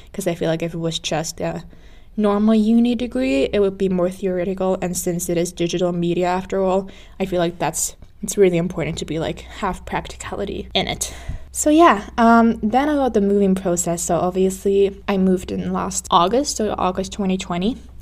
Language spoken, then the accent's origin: English; Finland; moved away as an adult; now in Stirling, United Kingdom; I'm originally from Finland